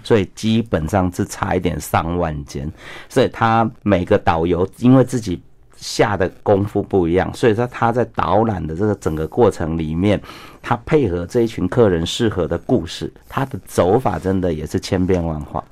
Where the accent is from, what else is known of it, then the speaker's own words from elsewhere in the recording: Taiwan; 我们台湾人的同胞